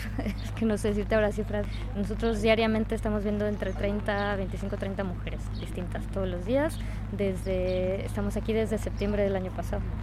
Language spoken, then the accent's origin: Spanish; Mexico; moved away; Yo precisamente que vengo de México